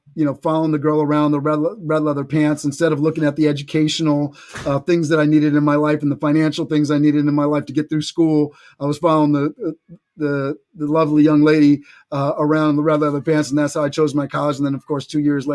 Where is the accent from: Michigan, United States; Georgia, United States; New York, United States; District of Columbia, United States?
New York, United States; New York City; I grew up in New York City.